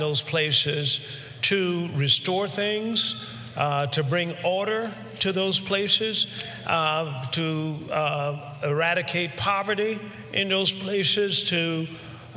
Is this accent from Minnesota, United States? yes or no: no; Alabama, United States; where I was raised in Alabama, where it was hot